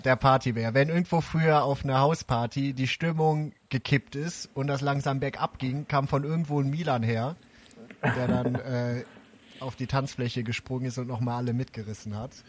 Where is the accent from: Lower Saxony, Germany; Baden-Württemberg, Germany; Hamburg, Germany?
Lower Saxony, Germany; Braunschweig; moved away; aus Braunschweig, meiner alten Heimat